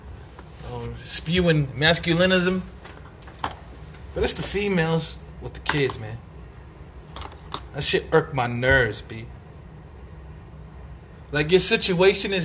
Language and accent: English; New York City, New York, United States; I'm from Marcy Projects, Bed-Stuy, Brooklyn. Bed-Stuy, Brooklyn, New York City